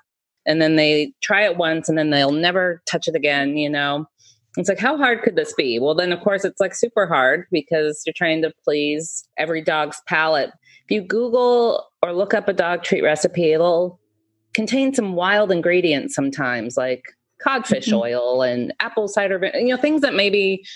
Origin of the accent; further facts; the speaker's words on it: Marysville, Washington, United States; now in Seattle, United States; I grew up in Marysville